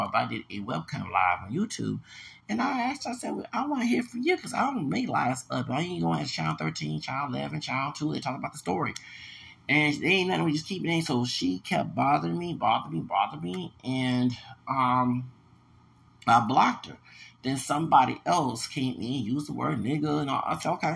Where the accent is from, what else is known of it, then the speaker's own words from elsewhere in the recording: United States; as an American citizen, this country, born in this country